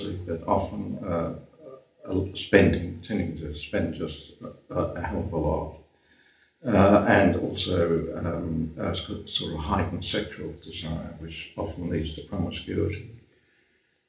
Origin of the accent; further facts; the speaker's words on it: Melbourne, Victoria, Australia; also born or lived in Germany; I was born in Germany.